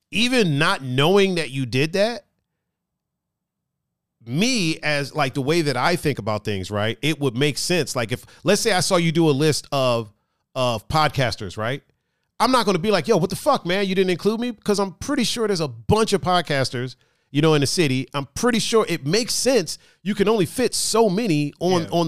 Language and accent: English; Cleveland, Ohio, United States; if somebody's talking trash about I'm from Cleveland, right?